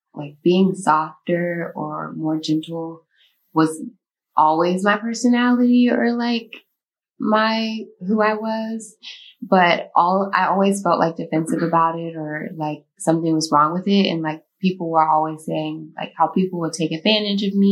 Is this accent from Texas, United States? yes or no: yes; Texas, United States; now in Chicago, United States; I moved to Chicago from Texas